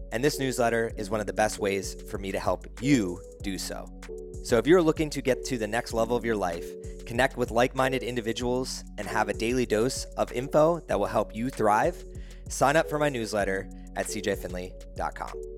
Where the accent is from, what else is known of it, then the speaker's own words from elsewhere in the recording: East Coast, United States; when I grew up on the East Coast